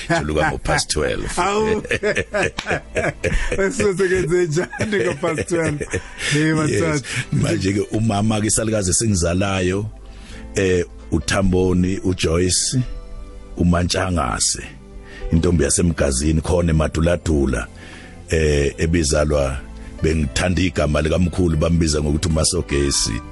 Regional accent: Nquthu, KwaZulu-Natal, South Africa; la engivela khona ngizalwa enquthu endaweni yasemaduladula abakithi ke abaningi … ngobuningi bavela egoqwaneni endaweni yakhona enquthu ngakomphondi

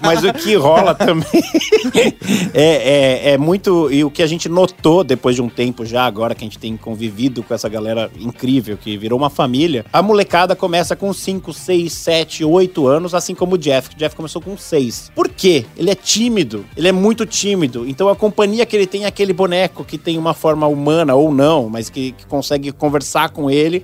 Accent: São Paulo, Brazil; eu sou de São Paulo

